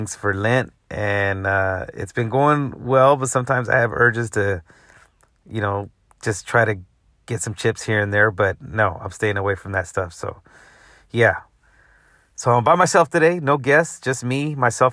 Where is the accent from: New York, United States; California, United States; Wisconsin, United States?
California, United States; Central Valley, Northern; now in Los Angeles, United States; I'm from NorCal, baby. 209 Central Valley representing